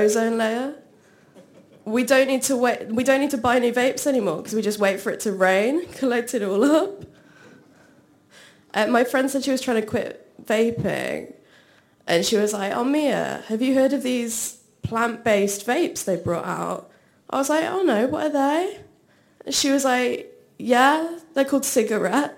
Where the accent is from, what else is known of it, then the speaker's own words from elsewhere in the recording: Shropshire, West Midlands, United Kingdom; I'm from Shropshire.